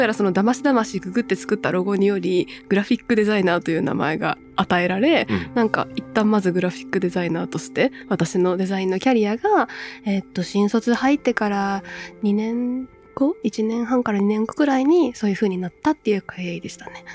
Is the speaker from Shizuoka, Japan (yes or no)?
no; Wakayama countryside, Japan; moved away as an adult; also born or lived in Tokyo; 和歌山の田舎から出てきたばかり